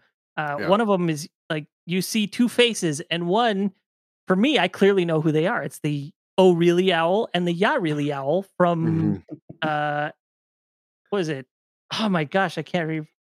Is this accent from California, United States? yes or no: yes; Southern California, United States; I'm from Southern California, so I grew up kind of knowing about the Day of the Dead